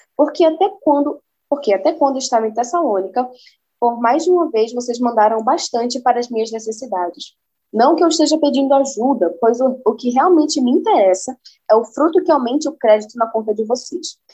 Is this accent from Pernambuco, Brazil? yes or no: yes; Recife, Pernambuco, Brazil; eu sou de Recife e vou indo por Recife contando do Evangelho de Cristo